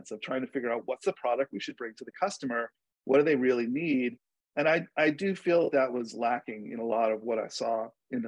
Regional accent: New York, United States; I grew up in New York

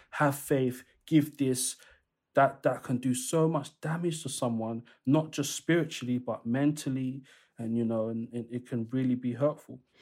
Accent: London, United Kingdom; the area where I grew up. So I'm from East London

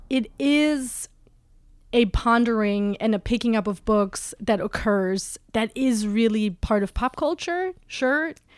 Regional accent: Germany; also born or lived in West Coast, United States; now in New York, United States; I was on the West Coast for a long time, and I'm originally from Germany

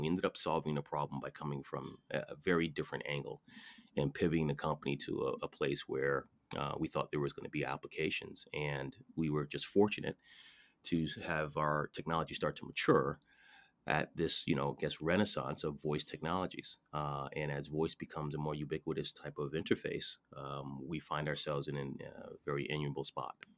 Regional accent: Connecticut, United States; I'm from Connecticut

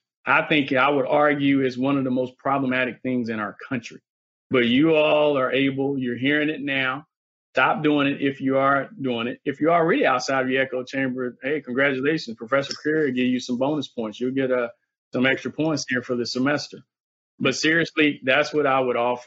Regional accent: the South, United States; I'm from the South

